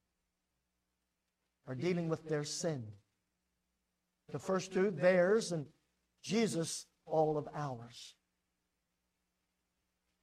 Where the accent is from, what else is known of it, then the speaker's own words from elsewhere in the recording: United States; I'm an American